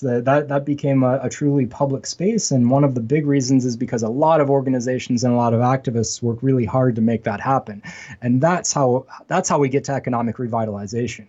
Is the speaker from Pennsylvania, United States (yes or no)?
yes; Western Pennsylvania, United States; moved away as an adult; now in Buffalo, United States; I'm actually from Western Pennsylvania, which is very much like Western New York